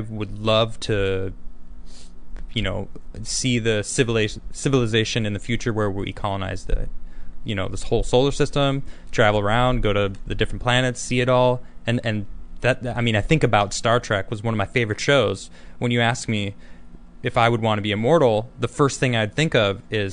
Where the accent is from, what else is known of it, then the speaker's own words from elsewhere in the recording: Chicago, Illinois, United States; us growing up in Chicago